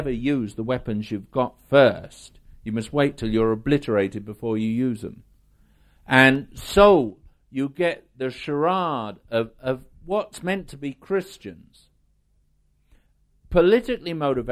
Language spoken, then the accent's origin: English; United Kingdom; I'm British. In the world, I'm British